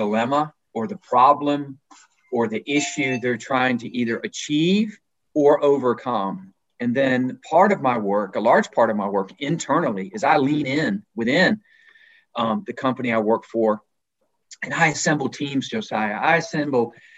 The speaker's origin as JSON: {"language": "English", "region": "Alabama", "country": "United States", "tie": "born or raised there", "also_born_or_lived": "Virginia, United States / Netherlands", "moved": "as an adult", "said": "a guy like myself that was born and raised in Virginia, spent most of my formative years in Alabama"}